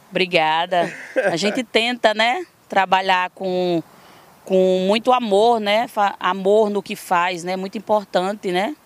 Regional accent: Florânia, Rio Grande do Norte, Brazil; also born or lived in Mossoró, Rio Grande do Norte; eu sou nascida em Florânia, uma pequena cidade no Rio Grande do Norte

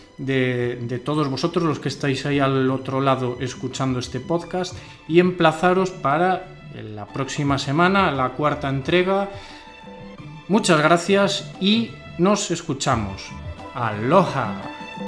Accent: Ourense, Galicia, Spain; nosotros somos de Urense

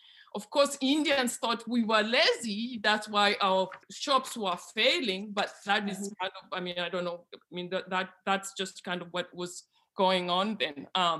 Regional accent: Western Kenya, Kenya; So I grew up in Western Kenya, rural Western Kenya, a village about 60 miles northwest of Kisumu. My village had about 6,000 people. We were mostly peasants, and it was a very, very densely populated region of Western

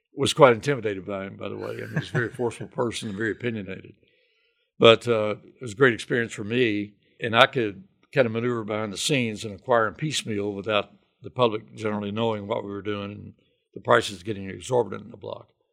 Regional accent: Hot Spot, Kentucky, United States; moved away as an adult; now in Lexington, United States; Phil and I grew up about fifteen miles from each other. He's from Jenkins up in Letcher County, and I'm from Hotspot.

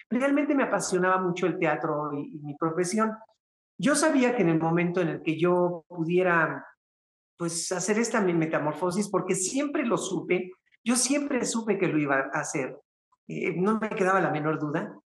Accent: Venezuela; Mira, vale, pues yo soy venezolana, ¿sabes?

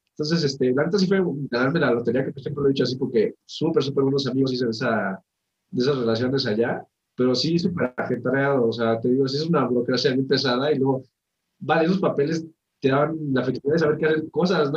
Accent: Toluca, State of Mexico, Mexico; Nosotros que somos de Toluca, que aquí no hay vida nocturna

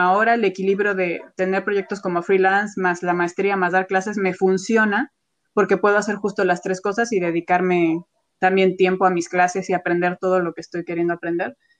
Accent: Mexico; como artista mexicana

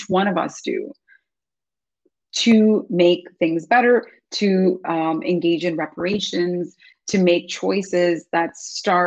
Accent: India; moved away as an adult; now in Seattle, United States; When I was growing up in India

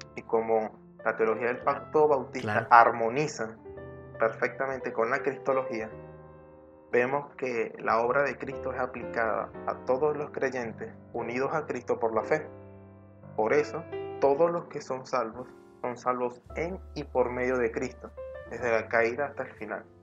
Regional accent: Venezuela; aquí en Venezuela, en mi país

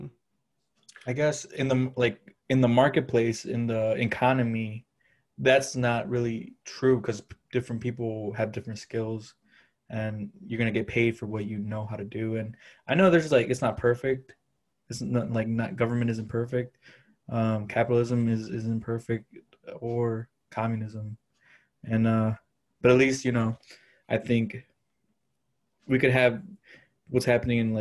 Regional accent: Chicago, Illinois, United States; also born or lived in Wisconsin; I grew up half in Chicago, half in Wisconsin

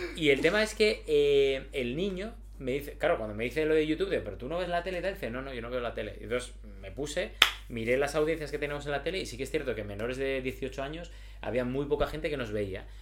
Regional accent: Gijón, Asturias, Spain; now in Madrid, Spain; Yo soy de Gijón

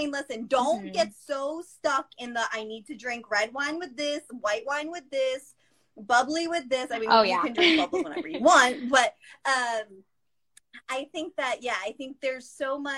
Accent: Massachusetts, United States; the way that I grew up saying it in Massachusetts

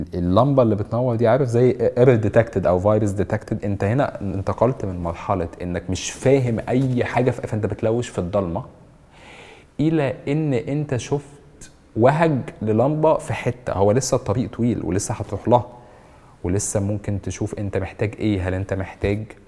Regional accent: Egypt; احنا كمصريين

